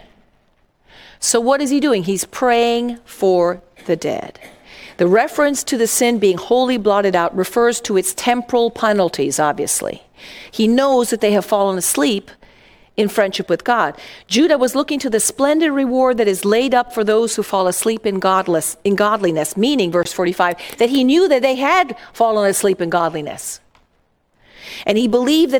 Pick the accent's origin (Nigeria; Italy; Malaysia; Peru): Italy; moved away; I grew up in Italy